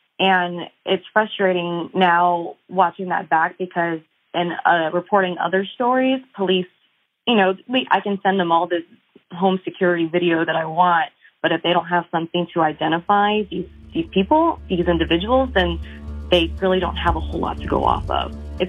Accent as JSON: {"language": "English", "town": "San Antonio", "region": "Texas", "country": "United States", "said": "I'm from San Antonio, so my world gets really small here, both personally and professionally."}